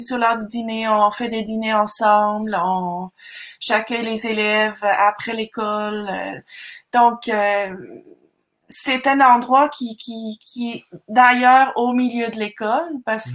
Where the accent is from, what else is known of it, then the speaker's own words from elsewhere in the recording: Zurich, Switzerland; moved away as an adult; also born or lived in Marseille, France / Montreal, Canada / Manicouagan, Quebec, Canada; now in Canada; je suis d'origine suisse-allemande. Je viens de Zurich